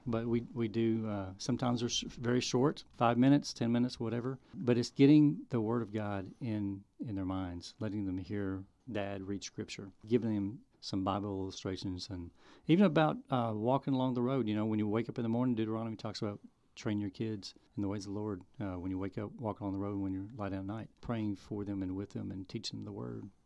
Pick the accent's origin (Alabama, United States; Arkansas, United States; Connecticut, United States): Arkansas, United States; also born or lived in Oakland, California / Japan; I was born and um, Oakland, California. My parents in the military. We lived in Japan for a little bit, and then uh, we moved to Arkansas when I was about four. So I grew up in Arkansas.